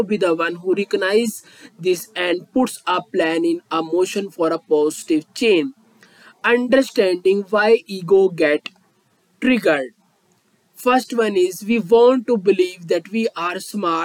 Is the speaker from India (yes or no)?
yes; India; I am from India.